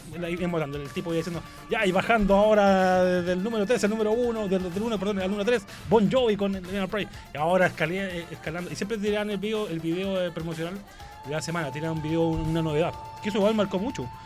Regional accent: Viña del Mar, Valparaíso, Chile; yo, soy de Viña

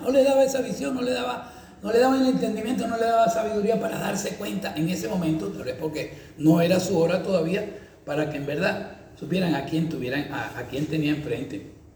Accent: Valencia, Carabobo, Venezuela; also born or lived in San Fernando de Apure, Venezuela; Allá en donde yo me crié, en Valencia

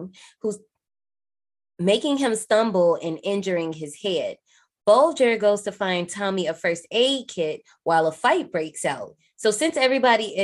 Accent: Gary, Indiana, United States; I'm not from Chicago, I'm from Gary

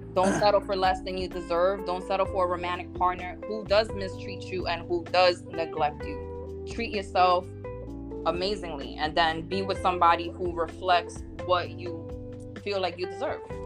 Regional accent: New Jersey, United States; I am from New Jersey, or Jersey as we say out here

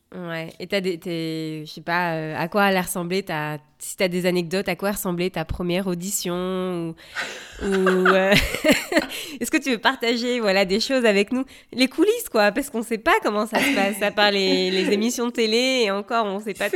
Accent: France; now in United States

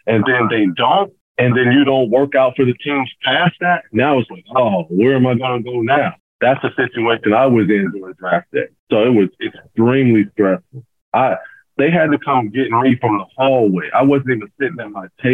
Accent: Pasadena, California, United States; When I was a kid, it was Michael Cooper. I grew up in Michael Cooper's basketball camps. We're all from Pasadena

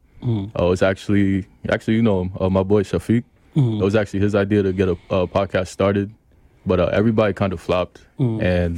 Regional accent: New York City, New York, United States; also born or lived in Queens; I'm from Brooklyn originally. I live in Queens now. 26

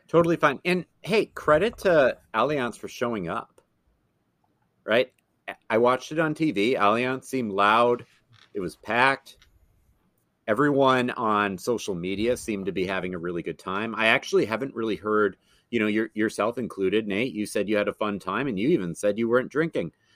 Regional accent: Madison, Wisconsin, United States; moved away as an adult; now in Twin Cities, United States; went back to my hometown of Madison

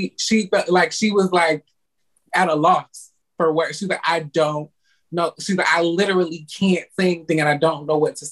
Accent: Detroit, Michigan, United States; now in Florida, United States; I'm originally from Detroit, Michigan.

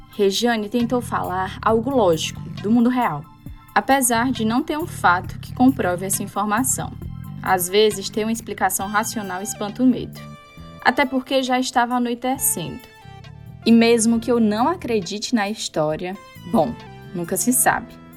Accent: Tauá, Ceará, Brazil; Saindo de Tauá, onde nasci

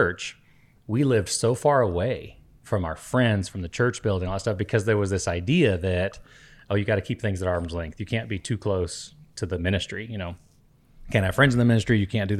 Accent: Costa Rica; as a kid growing up in Costa Rica, you wouldn't even know what, and not even knowing who … is.

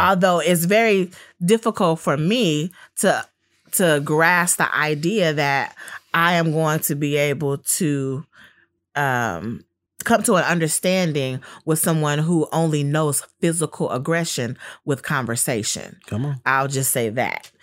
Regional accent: Los Angeles, California, United States; growing up in Los Angeles and being a family with gang members on both sides

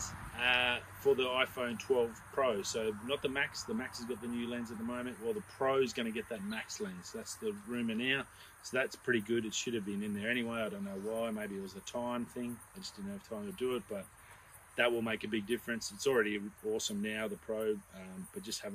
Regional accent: Australia; very, very proud to be Australian

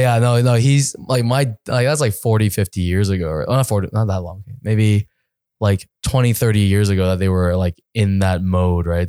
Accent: East Coast of Canada, Canada; moved away as an adult; now in Los Angeles, United States; I'm from the East

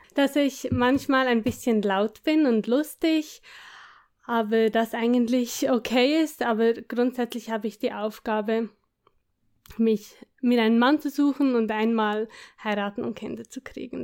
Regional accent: between Bern and Biel, Switzerland; Ich komme, wie man hört, aus der Schweiz. Aus der Schweiz, ja.

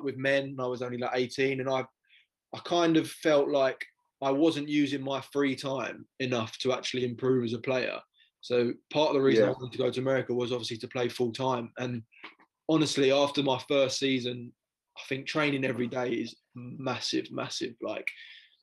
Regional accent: England, United Kingdom; we're English

